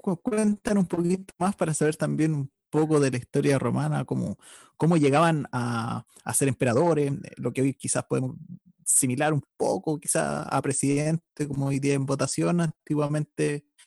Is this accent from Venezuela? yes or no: no; Chile; nuestra historia como, como chilenos